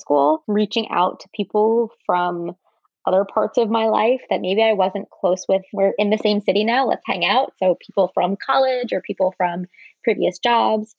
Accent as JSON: {"language": "English", "region": "New York area", "country": "United States", "tie": "born or raised there", "also_born_or_lived": "San Francisco / Michigan", "said": "I grew up in the New York area, went to college here, was here until I went to business school"}